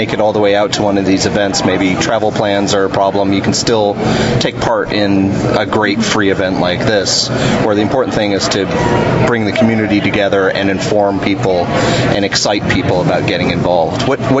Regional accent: Ridgewood, New Jersey, United States; now in Texas, United States; I grew up in Ridgewood

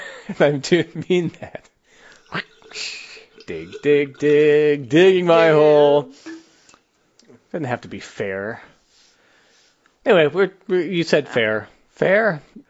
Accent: Texas, United States; We're professionals. We're from Texas.

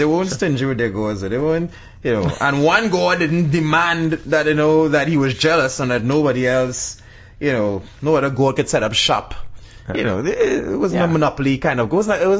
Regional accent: Trinidad & Tobago; I'm Trinidadian.

